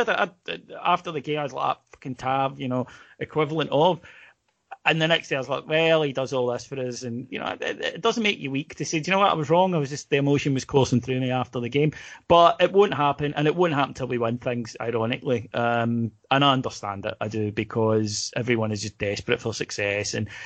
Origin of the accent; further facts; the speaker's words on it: Scotland, United Kingdom; we're Scottish